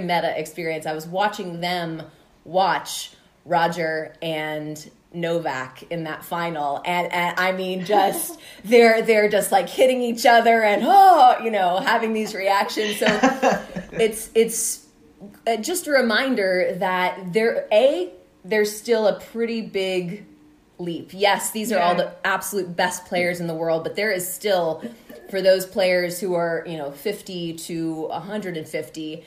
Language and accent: English; Palm Beach Gardens, Florida, United States; also born or lived in New York; I grew up in South Florida in Palm Beach Gardens